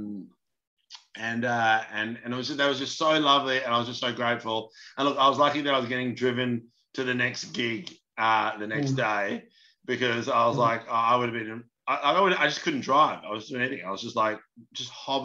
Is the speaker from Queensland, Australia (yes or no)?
no; Melbourne, Victoria, Australia; I'm from Melbourne.